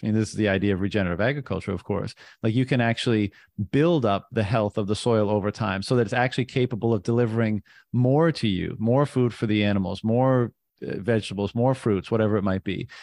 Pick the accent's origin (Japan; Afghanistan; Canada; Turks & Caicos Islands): Canada; I'm, I'm from Canada